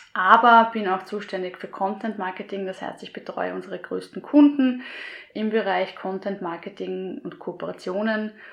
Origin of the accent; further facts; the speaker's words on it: Gumpoldskirchen, Lower Austria, Austria; so bin ich zum Singen gekommen in meiner Heimat in Gumpolskirchen